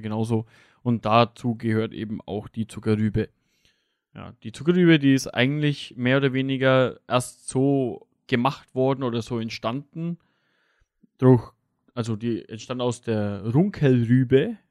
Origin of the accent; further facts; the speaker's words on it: Lower Franconia, Bavaria, Germany; hier bei uns jetzt im, im Raum, vor allem jetzt im Raum Unterfranken